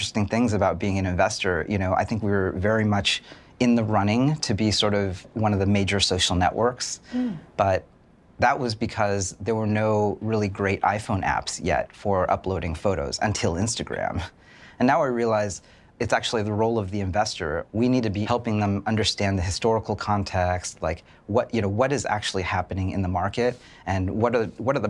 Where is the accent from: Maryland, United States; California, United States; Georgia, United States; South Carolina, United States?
California, United States; Fremont; I grew up right here in Fremont, right across the bay